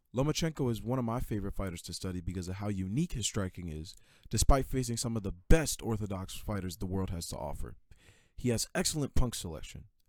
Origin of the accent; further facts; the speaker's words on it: New York City, New York, United States; also born or lived in Queens, New York; my home, Brooklyn, New York. I came in from Queens